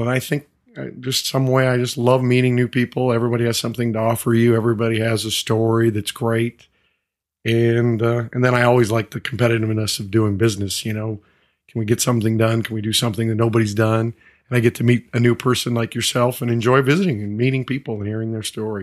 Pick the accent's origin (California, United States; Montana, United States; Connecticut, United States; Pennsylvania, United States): Montana, United States; moved away; I grew up in Montana. I grew up on a, in a small community, seventy-five hundred, uh, folks.